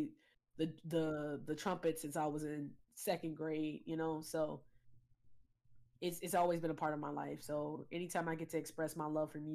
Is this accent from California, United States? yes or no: no; Chicago, Illinois, United States; I grew up in Chicago